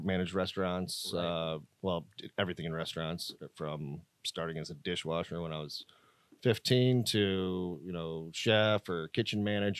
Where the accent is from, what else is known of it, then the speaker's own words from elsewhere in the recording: Michigan, United States; moved away as an adult; also born or lived in Seattle / New York City; I grew up in Michigan, but I moved around a little bit. I lived in Seattle right out of the gate, right out of high school for a few years. I ended up in New York City for about 10 years.